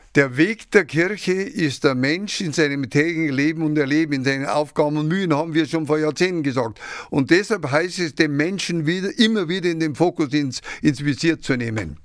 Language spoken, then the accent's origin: German; Ingolstadt, Bavaria, Germany; also born or lived in Mährisch Schönberg (Šumperk), Czech Republic; Ich bin ein Sudetenländer, mit fünf Jahren nach Etting gekommen, mhm. stammend aus dem Altvatergebirge, aus Merisch-Schönberg und habe also meine Jugend in Etting erlebt